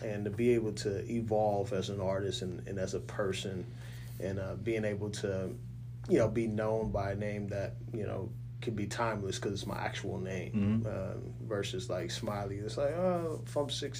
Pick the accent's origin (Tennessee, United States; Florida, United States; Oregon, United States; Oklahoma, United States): Oklahoma, United States; Oklahoma City; also born or lived in Kitsap County, Washington; now in Washington, United States; We're originally from Oklahoma City, but I live in, you know, Washington